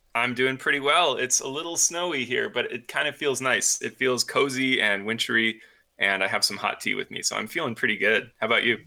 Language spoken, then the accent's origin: English; upstate New York, United States; now in Colorado, United States; I'm from upstate New York